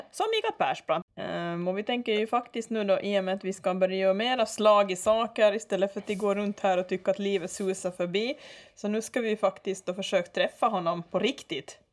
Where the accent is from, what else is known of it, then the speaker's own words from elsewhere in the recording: Ostrobothnia, Finland; moved away as an adult; now in Åland, Finland; Ursprungligen så är vi alltså inte ålänningar utan jag är då från Österbotten